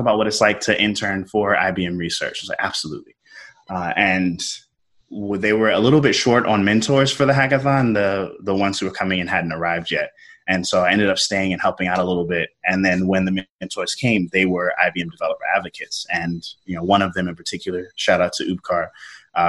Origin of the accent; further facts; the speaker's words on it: South Carolina, United States; moved away as an adult; I'm originally from South Carolina